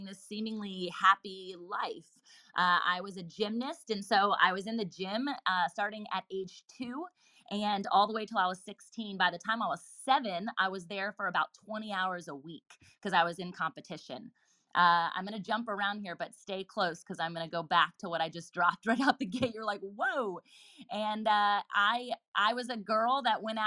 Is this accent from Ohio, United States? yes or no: no; Virginia Beach, Virginia, United States; I was born and raised in Virginia Beach, Virginia, still here as a local here now